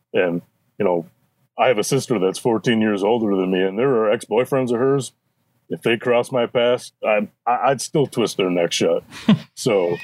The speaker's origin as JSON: {"language": "English", "region": "Michigan", "country": "United States", "said": "I'm an asshole from Michigan"}